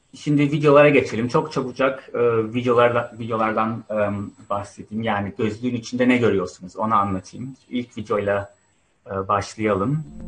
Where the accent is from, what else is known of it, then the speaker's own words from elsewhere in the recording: Turkey; moved away as an adult; now in United Kingdom; Ben Türkiye'de doğdum, büyüdüm 20 yıldır da İngiltere'de yaşıyorum